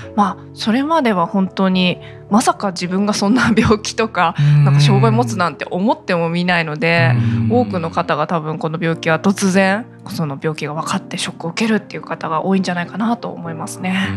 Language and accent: Japanese; Kimitsu, Chiba, Japan; 君津市出身です